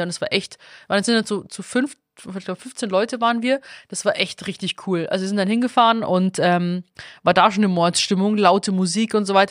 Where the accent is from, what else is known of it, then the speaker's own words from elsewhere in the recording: Stephanskirchen, Bavaria, Germany; now in Berlin, Germany; Stephanskirche, also Schlossberg, Stephanskirche, wo ich herkomme